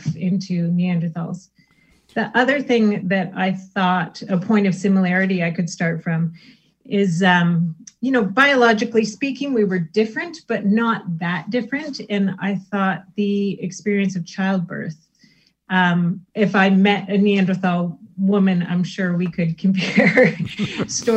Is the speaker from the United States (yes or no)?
no; Canada; I grew up in Canada